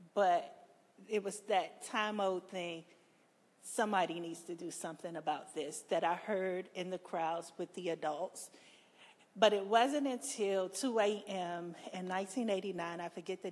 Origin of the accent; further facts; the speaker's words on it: Washington, District of Columbia, United States; I'm a Washingtonian. I was born and raised in Southeast and Ward 8